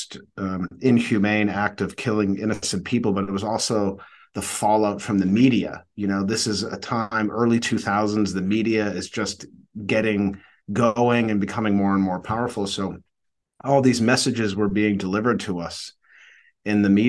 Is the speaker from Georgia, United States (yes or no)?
no; Needham, Massachusetts, United States; my journey really begins in the suburbs of Boston, Massachusetts. I'm from Needham